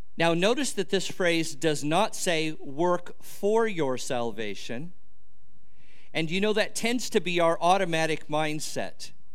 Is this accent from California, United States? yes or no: yes; near Los Angeles, California, United States; I grew up near Los Angeles.